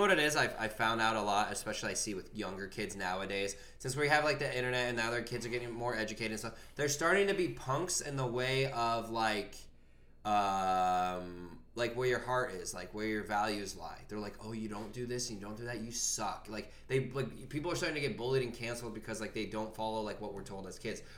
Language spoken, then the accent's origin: English; Virginia, United States; I'm from Virginia